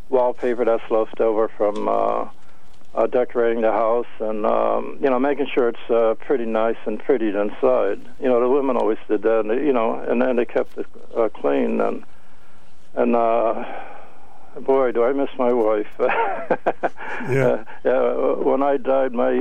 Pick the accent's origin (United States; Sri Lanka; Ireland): United States; Hartford, Connecticut; I was raised in the South End of Hartford